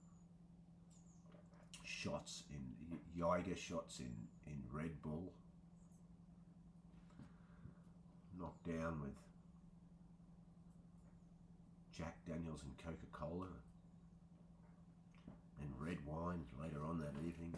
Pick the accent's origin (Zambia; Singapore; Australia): Australia; moved away; also born or lived in Wiltshire; growing up in Australia as an artist